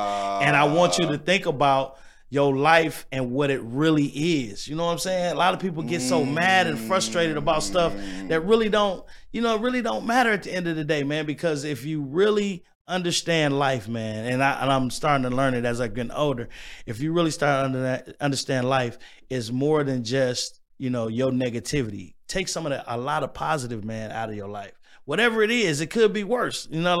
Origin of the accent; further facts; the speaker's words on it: Pine Bluff, Arkansas, United States; also born or lived in Little Rock; now in Milwaukee, United States; And I was born in Little Rock, Arkansas, raised in Pine Bluff. I came to Milwaukee because my dad had a job